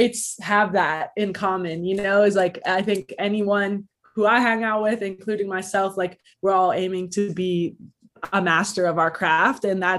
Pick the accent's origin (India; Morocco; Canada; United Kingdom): Canada; Toronto, Ontario; I'm an MC from Toronto, Canada